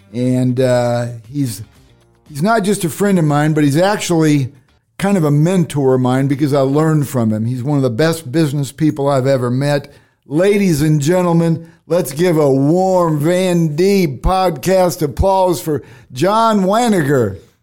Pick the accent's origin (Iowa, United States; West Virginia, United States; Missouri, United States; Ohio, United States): Iowa, United States; Cedar Rapids; fellow Iowan, I was born in Cedar Rapids